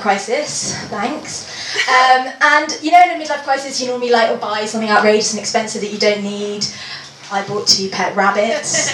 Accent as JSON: {"language": "English", "region": "London", "country": "United Kingdom", "said": "I'm from London."}